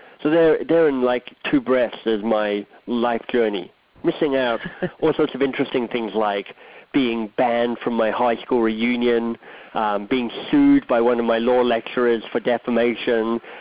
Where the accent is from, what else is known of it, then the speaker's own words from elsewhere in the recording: Australia; moved away as an adult; also born or lived in Oxford, England / Boston, United States; now in Toronto, Canada; I'm Australian by birth. Grew up there, went to high school there, went to university there